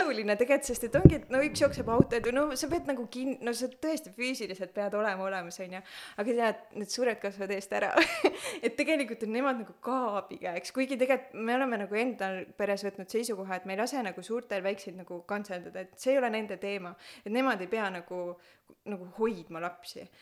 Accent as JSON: {"language": "Estonian", "town": "Pärnu", "region": "Pärnu County", "country": "Estonia", "moved": "yes", "said": "me oleme Pärnust pärit, vanemad kõik on Pärnus"}